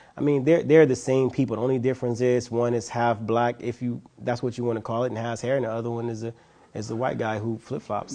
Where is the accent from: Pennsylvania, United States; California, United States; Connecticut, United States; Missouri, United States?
California, United States; Los Angeles; I'm from South Central Los Angeles, born and raised